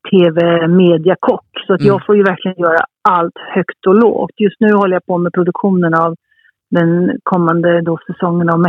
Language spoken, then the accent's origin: Swedish; Italy; Jag tror att är man halvitalienska som jag är och uppvuxen i Italien så har man blivit, har man blivit kär i, i goda råvaror